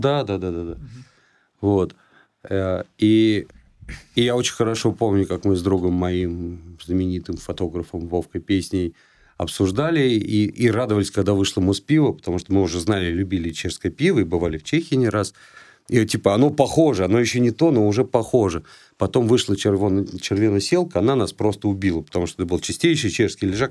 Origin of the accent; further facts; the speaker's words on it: Saint Petersburg, Russia; moved away; это в Питере было, а, ну, я там часто бывает, моя малая родина